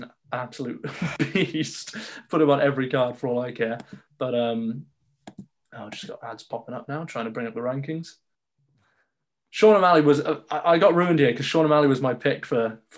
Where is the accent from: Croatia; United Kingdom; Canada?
United Kingdom; I'm a Brit